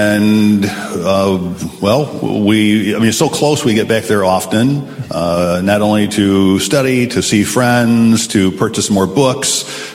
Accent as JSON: {"language": "English", "town": "Holland", "region": "Michigan", "country": "United States", "tie": "born or raised there", "said": "Well, I'm originally a Dutch boy. I was born in Holland, Michigan, which is a Dutch community. I have lived in Michigan most of my life, met my wife at Andrews University, at the university there in Michigan as well, and I'm a Michigander."}